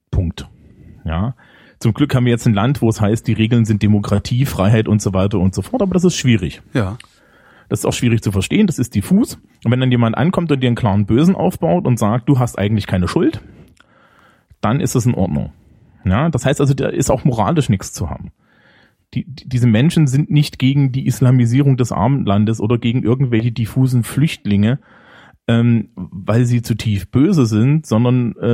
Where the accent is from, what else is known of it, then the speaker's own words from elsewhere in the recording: Germany; ich bin Deutscher und logistische Probleme löse ich ordentlich.